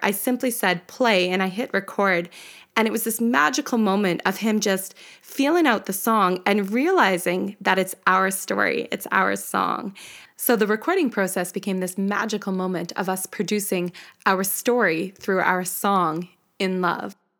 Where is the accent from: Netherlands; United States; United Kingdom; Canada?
Canada; We're a Canadian duo